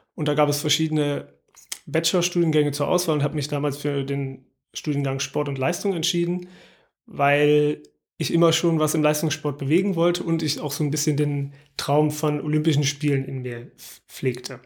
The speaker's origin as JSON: {"language": "German", "town": "Aachen", "region": "North Rhine-Westphalia", "country": "Germany", "tie": "born or raised there", "said": "Also ich bin in Aachen aufgewachsen, im Vorort"}